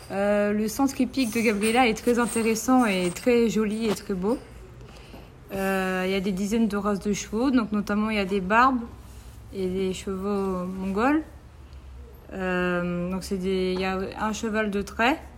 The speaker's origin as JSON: {"language": "French", "country": "Italy", "moved": "as an adult", "lives_now": "Tunisia", "said": "je suis italienne d'origine, mais j'ai la nationalité maintenant tunisienne parce que je vis ici depuis 30 ans."}